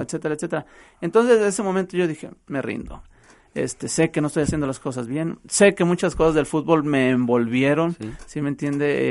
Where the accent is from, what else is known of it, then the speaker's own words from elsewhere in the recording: Acatlán de Juárez, Jalisco, Mexico; Estamos allá en Acatlán de Juárez, a un lado de Acatlán de Juárez, ahí en donde yo radico, donde está mi pueblo, El Plan, ahí estamos nosotros